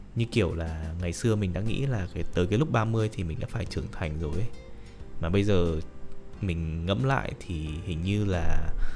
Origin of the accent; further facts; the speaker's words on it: Hanoi, Vietnam; moved away as an adult; now in Ho Chi Minh City, Vietnam; sinh ra và lớn lên tại Hà Nội